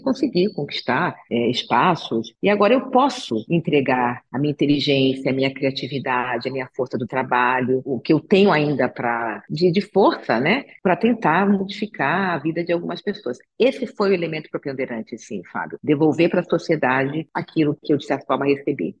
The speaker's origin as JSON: {"language": "Portuguese", "region": "Rio de Janeiro", "country": "Brazil", "tie": "born or raised there", "moved": "yes", "lives_now": "São Paulo, Brazil", "said": "eu nasci no Rio de Janeiro, sou carioca, mas eu já estou em São Paulo há mais tempo do que estive no Rio de Janeiro"}